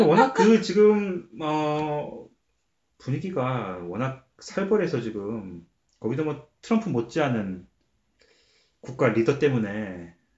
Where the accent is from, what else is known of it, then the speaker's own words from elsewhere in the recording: South Korea; now in Canada; 저도 한국 사람이지만